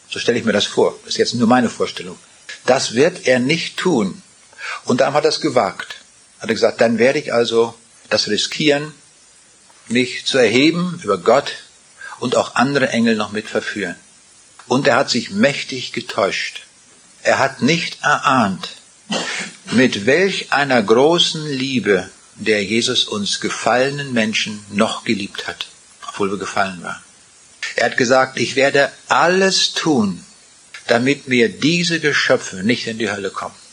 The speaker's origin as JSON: {"language": "German", "town": "Rheineck", "region": "Kaliningrad Oblast", "country": "Russia", "tie": "born there", "said": "Ich bin geboren in Ostpreußen und zwar vielleicht im allerkleinsten Dorf von Ostpreußen."}